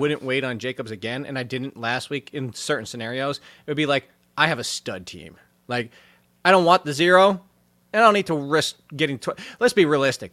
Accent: United States; I am American. I'm a, my parents are American, my grandparent

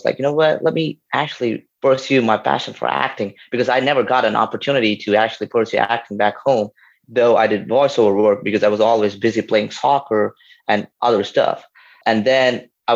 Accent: India; moved away as an adult; also born or lived in New Orleans, United States; now in United States; So I was born and raised in India.

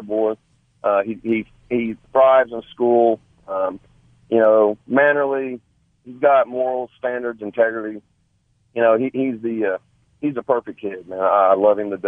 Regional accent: Tulsa, Oklahoma, United States; moved away as an adult; also born or lived in Sand Springs, Oklahoma; now in Morris, United States; I'm actually from the Sand Springs area. I grew up on the west side of Tulsa. I moved to Morris in 2008.

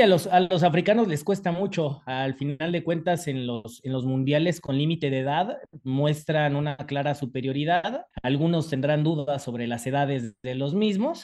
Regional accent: Mexico; sobre todo como mexicanos

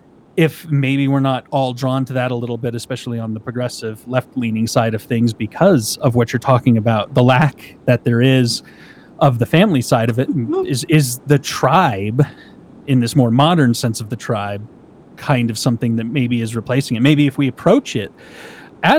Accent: United States; I'm an American

